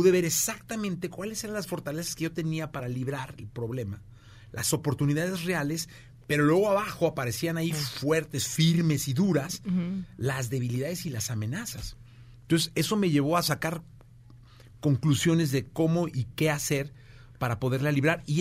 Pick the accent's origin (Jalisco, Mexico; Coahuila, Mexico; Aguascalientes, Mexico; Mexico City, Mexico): Jalisco, Mexico; Guadalajara; moved away; Y en mi tierra de Dios y María Santísima. Eh, Guadalajara, Jalisco.